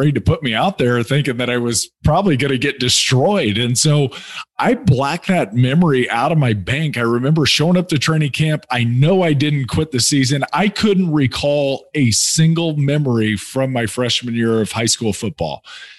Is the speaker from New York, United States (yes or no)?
no; Indianapolis, Indiana, United States; Yeah, so I grew up in Indianapolis, Indiana. I'm the youngest of three siblings.